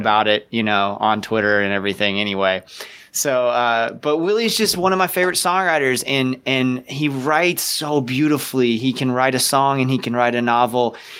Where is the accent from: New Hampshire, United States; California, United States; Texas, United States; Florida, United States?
Florida, United States; Ocala; growing up in Ocala